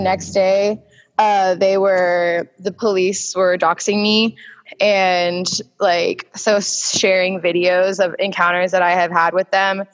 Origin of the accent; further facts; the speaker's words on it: Tulsa, Oklahoma, United States; moved away; I was born in Tulsa on Easter in 1994, April 3rd